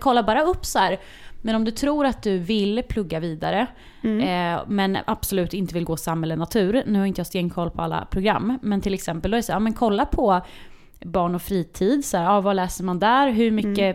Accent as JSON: {"language": "Swedish", "town": "Linköping", "region": "Östergötland", "country": "Sweden", "tie": "born or raised there", "said": "det fanns på två skolor i Linköping där jag växte upp"}